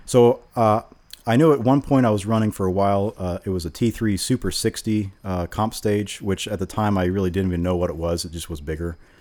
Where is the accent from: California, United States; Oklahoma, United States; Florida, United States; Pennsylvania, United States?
Florida, United States; Vero Beach; moved away as an adult; also born or lived in Gainesville, Florida; I grew up in Vero Beach, okay. Uh, and I spent the first twenty years in Vero